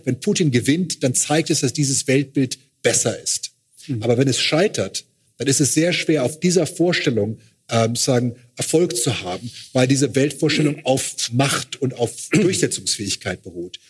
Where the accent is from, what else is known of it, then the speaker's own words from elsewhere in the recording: Luxembourg; aus Luxemburg, wo ich herkomme